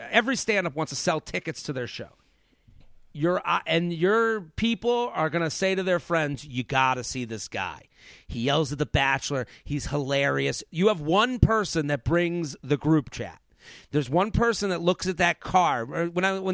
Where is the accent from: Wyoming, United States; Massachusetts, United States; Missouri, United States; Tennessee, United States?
Massachusetts, United States; Boston; I'm from Boston.